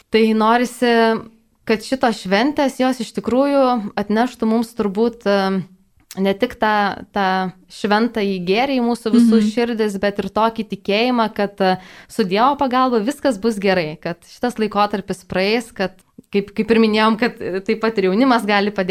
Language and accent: Lithuanian; Rokiškis, Panevėžys County, Lithuania; moved away as an adult; now in Vilnius, Lithuania; Pradėjau savanorystę gimtajame krašte Rokiškyje.